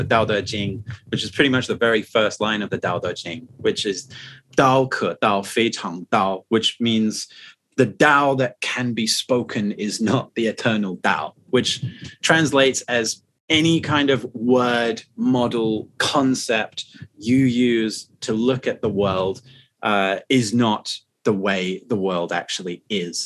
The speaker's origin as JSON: {"language": "English", "country": "United Kingdom", "moved": "as an adult", "lives_now": "Shanghai, China", "said": "for me as a Brit, when I first moved to China"}